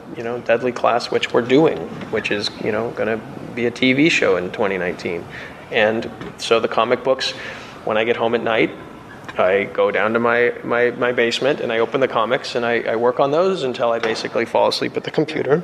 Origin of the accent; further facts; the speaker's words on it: Phoenix, Arizona, United States; growing up in Phoenix, Arizona